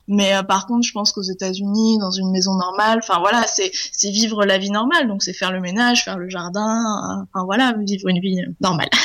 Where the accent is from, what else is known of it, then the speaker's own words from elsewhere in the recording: Charente-Maritime, Nouvelle-Aquitaine, France; moved away; je viens de Charente-Maritime en France